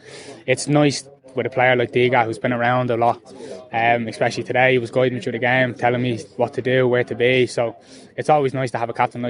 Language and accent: English; Tallaght, Leinster, Ireland; I'm from Talla originally.